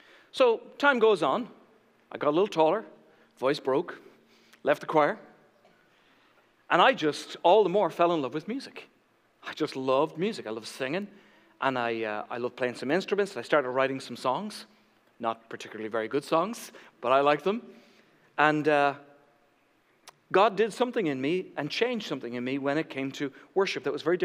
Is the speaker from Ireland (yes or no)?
yes; Ireland; moved away; growing up in Ireland